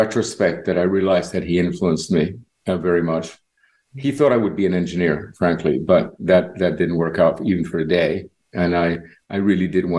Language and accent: English; Barcelona, Catalonia, Spain; moved away as an adult; also born or lived in Cuba / New York; now in Miami, United States; I grew up in Cuba till I was 10, and I witnessed that very interesting revolution. And when we left, we moved to Spain. So I was in Spain from about age 10 to 24.